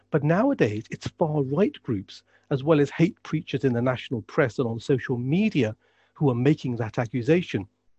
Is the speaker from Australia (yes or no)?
no; United Kingdom; I am a Muslim. I'm a British Pakistani Muslim.